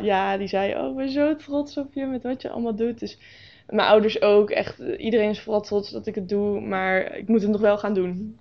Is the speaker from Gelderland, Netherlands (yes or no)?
yes; Nijkerk, Gelderland, Netherlands; ik woon al altijd eigenlijk al in Nijkerk in dezelfde buurt.